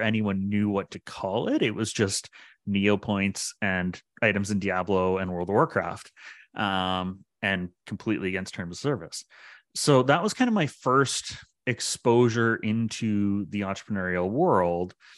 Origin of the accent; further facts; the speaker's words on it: Pickering, Ontario, Canada; moved away as an adult; now in Ottawa, Canada; I grew up in Pickering, uh, just outside of Toronto